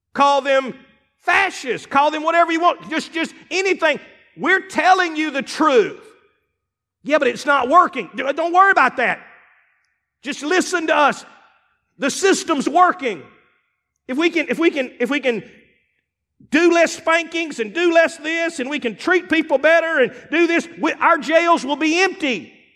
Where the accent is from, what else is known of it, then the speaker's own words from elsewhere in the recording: Eupora, Mississippi, United States; also born or lived in Starkville, Mississippi; I grew up in Upora, Mississippi. I grew up in, around Starville.